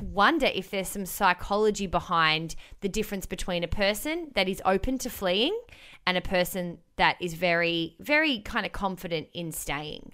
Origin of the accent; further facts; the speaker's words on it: Melbourne, Victoria, Australia; moved away as an adult; I was born and raised in Melbourne